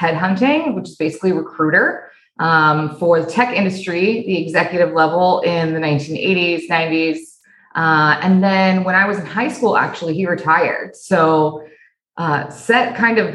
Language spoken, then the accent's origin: English; Laguna Beach, California, United States; I'm originally from Laguna Beach, California, Southern California